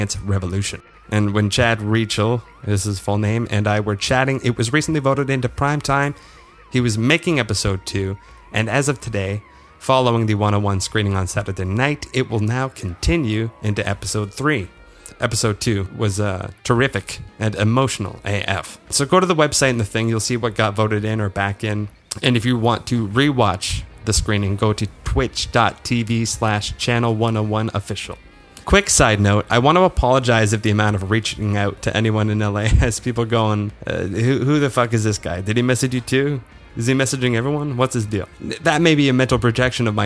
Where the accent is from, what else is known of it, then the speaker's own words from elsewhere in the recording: Waterloo, Ontario, Canada; moved away as an adult; I'm from Waterloo, Ontario